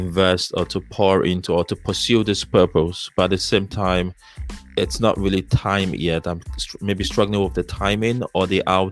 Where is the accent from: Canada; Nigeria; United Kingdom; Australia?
Nigeria; moved away as an adult; now in United States; I'm African, right? I'm Nigerian. I currently live in the US. I've lived here for a couple of years now.